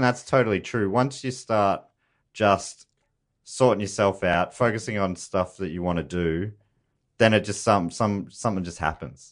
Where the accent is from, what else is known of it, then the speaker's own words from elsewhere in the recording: Moorabbin, Victoria, Australia; I grew up in Moorabbin down there